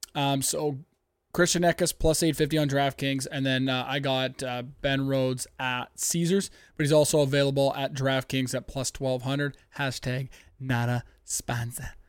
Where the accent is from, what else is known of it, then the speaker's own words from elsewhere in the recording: Canada; I'm from Canada